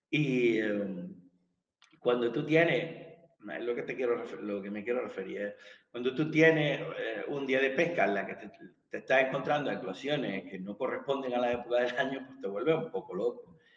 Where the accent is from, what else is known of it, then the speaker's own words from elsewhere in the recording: southern Spain, Spain; yo que soy del sur de España